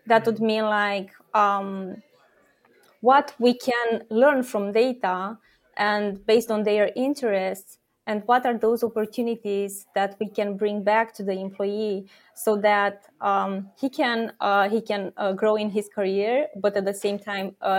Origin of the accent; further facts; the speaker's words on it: Romania; I'm born and raised in Romania